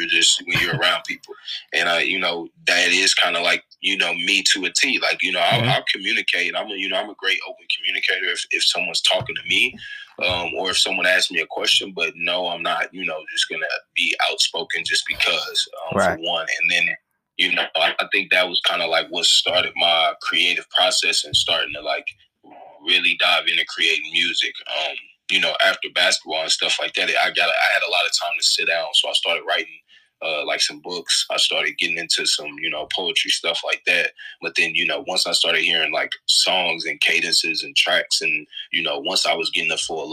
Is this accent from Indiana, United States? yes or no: yes; Indianapolis, Indiana, United States; I'm from Indianapolis, both Midwest kids